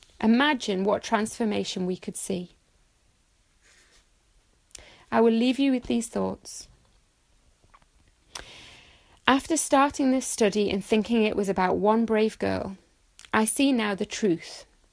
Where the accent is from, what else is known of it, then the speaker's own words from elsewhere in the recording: Saudi Arabia; also born or lived in Bahrain; I had the honour and the privilege of growing up in Saudi Arabia and Bahrain, both Muslim states.